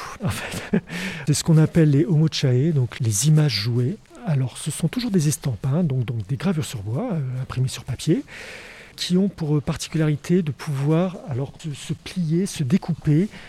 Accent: France; chez nous en France

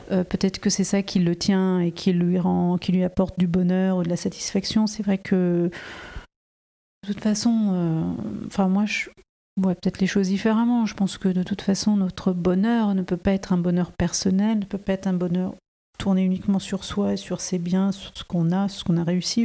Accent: France; je suis née en France

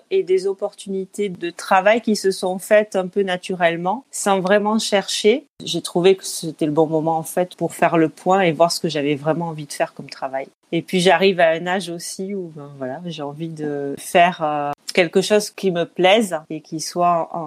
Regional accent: France; moved away as an adult; also born or lived in Beijing, China / England; now in Singapore; J'ai quitté la France en 2002 pour suivre mon conjoint. On est parti d'abord trois ans à Pékin, en Chine, puis sept ans en Angleterre. Et ça fait presque neuf ans maintenant qu'on est à Singapour.

